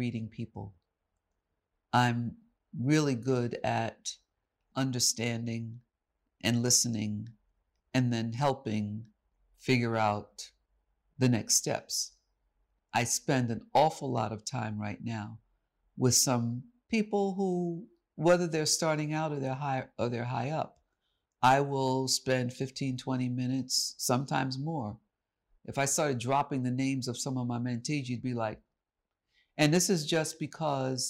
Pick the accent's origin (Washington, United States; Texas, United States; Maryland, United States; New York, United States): New York, United States; New York City; this is my hometown. This is New York City. I said, I'm from Harlem